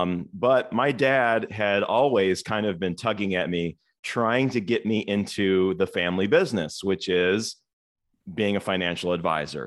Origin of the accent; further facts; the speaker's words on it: Toledo, Ohio, United States; moved away as an adult; now in Cincinnati, United States; I actually was born and raised in Toledo, Ohio